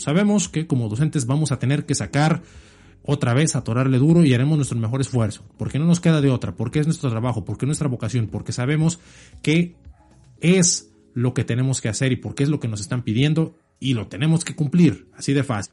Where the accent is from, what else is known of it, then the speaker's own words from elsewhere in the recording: Mexico; como mexicanos